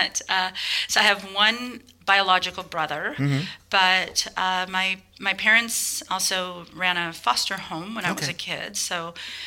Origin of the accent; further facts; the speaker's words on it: Portland, Oregon, United States; moved away as an adult; also born or lived in Boston; now in San Francisco, United States; I grew up in Portland, Oregon